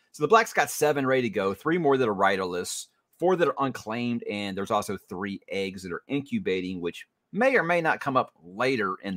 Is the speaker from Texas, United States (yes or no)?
yes; Houston, Texas, United States; I'm from Houston